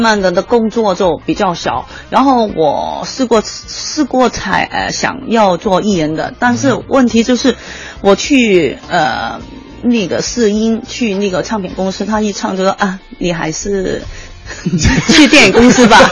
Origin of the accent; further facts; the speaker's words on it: Hong Kong; accent: Hong Kong-accented Mandarin (港普); Chinese is a second language; moved away as an adult; now in Beijing, China; 香港普通话